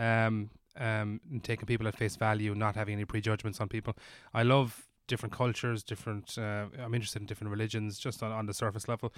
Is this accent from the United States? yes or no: no; Ireland; as an Irish person